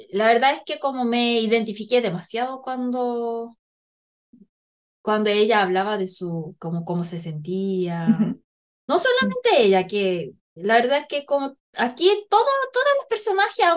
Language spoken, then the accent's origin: Spanish; Chile; es que como buenas chilenas